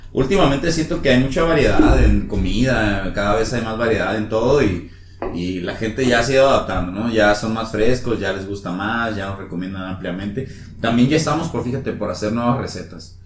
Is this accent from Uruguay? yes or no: no; Mexico; moved away; soy de San Luis